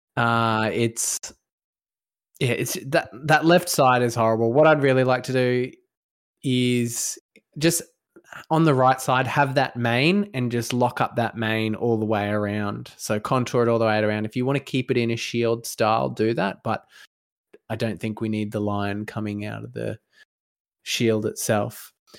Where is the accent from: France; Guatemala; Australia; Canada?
Australia; as a Australian citizen